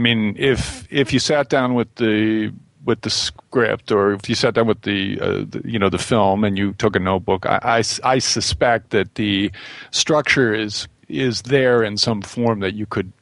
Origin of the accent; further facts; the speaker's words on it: Midwest, United States; growing up in the Midwest